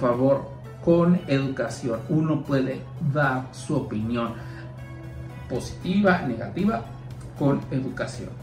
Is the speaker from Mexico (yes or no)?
yes; Mexico; como mexicanos